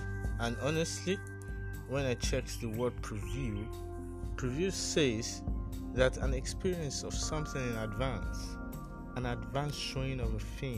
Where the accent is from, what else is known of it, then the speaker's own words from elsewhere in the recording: Nigeria; Secondly, I am Nigerian. Interestingly. And thirdly, Omo Yoruba.